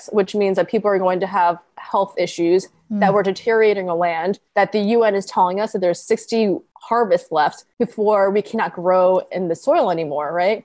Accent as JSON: {"language": "English", "area": "Long Island", "region": "New York", "country": "United States", "tie": "born or raised there", "also_born_or_lived": "Connecticut", "said": "I grew up on Long Island"}